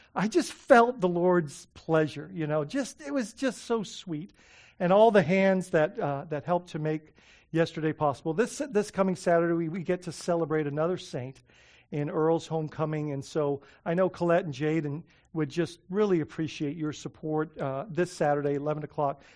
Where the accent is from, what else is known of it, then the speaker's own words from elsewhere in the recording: Bahamas; moved away; when I was growing up in the Bahamas